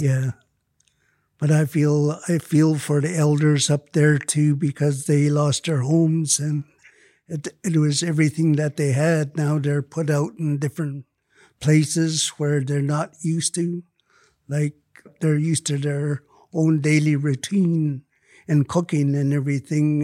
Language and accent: English; Lytton, British Columbia, Canada; Lytton is my hometown